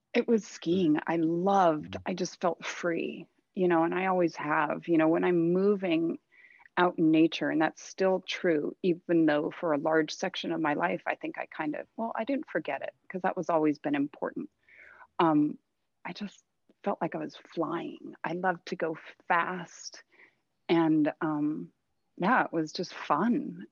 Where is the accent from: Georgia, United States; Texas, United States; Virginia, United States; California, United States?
California, United States; Thousand Oaks; also born or lived in Santa Monica, California / Mammoth, California / Reno, Nevada; I was born down here in Southern California. Um, I actually grew up in Thousand Oaks